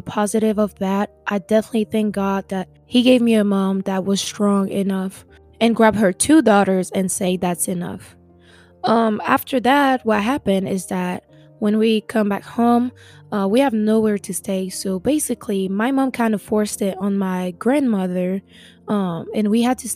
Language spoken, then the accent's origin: English; French Guiana; moved away as an adult; now in Oklahoma, United States; I am originally from French Guiana, which is located in South America. I grew up with my mom and my sister